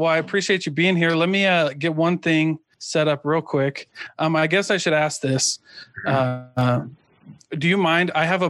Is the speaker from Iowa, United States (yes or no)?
yes; Iowa, United States; I grew up in Iowa, which makes me being Hawaiian even more weird.